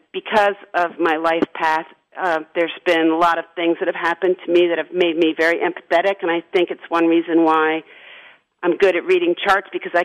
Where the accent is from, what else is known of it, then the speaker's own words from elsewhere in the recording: outside of New York City, United States; I grew up in outside of New York City, where nobody talked about astrology.